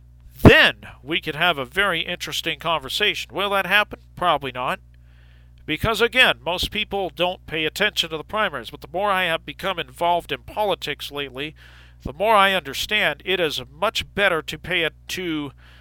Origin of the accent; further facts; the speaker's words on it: United States; I'm an American